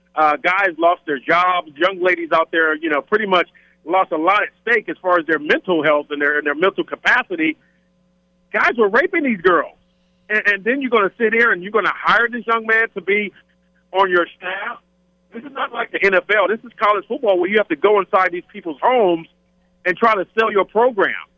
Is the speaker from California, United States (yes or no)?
yes; California, United States; being in San Diego, growing up in California